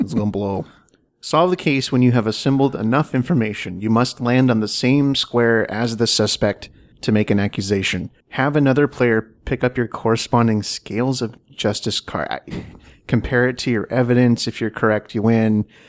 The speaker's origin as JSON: {"language": "English", "region": "Washington", "country": "United States", "moved": "as an adult", "said": "I am from the Northwest originally. I'm from Washington State. So I went home."}